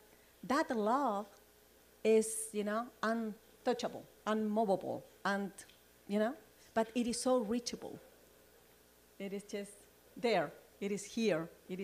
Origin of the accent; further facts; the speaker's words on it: Chile; now in United States; I came from Chile, and, you know, I'm looking forward for my citizenship as an American, you know, because I'm not there yet.